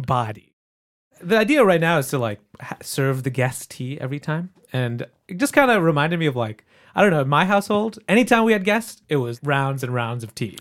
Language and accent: English; Michigan, United States; I grew up in Michigan